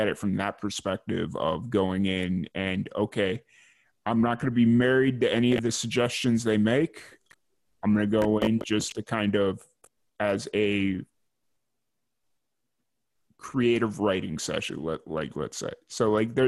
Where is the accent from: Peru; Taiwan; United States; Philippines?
United States; Chicago, Illinois; now in Waco, United States; it was just me growing up in Chicago